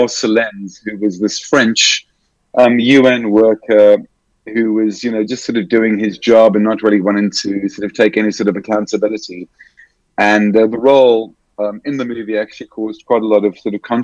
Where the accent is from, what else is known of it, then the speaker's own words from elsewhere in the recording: Cape Town, Western Cape, South Africa; moved away as an adult; also born or lived in Johannesburg, South Africa; I'm originally from Cape Town, South Africa, born and bred Cape Townian, or South African.